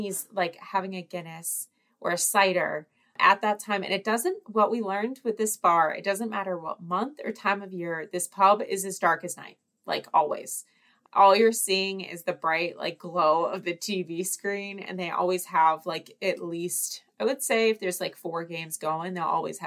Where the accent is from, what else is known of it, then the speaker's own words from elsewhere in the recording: Boston, Massachusetts, United States; I am an American woman from the Northeast, specifically from the Boston area